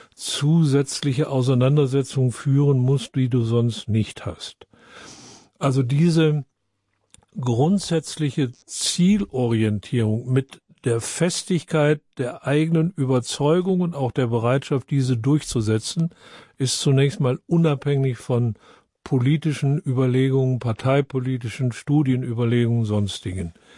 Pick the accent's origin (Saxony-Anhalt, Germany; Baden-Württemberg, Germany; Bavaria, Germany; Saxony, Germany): Baden-Württemberg, Germany; Freiburg; ich komme aus Freiburg